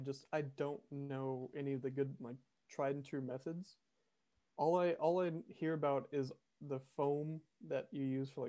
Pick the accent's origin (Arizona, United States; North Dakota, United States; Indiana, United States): Arizona, United States; And we ran into someone who was also from Arizona, which I am from Arizona